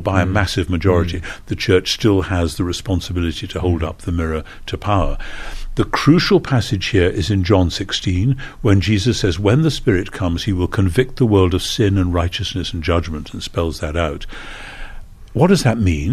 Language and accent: English; United Kingdom; as a Brit